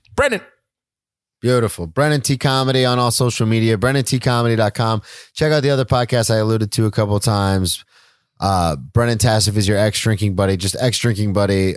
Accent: United States; as an American society

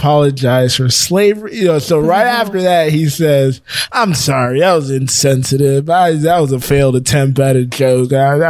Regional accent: Atlanta, Georgia, United States; Me and Ayanda came from Atlanta

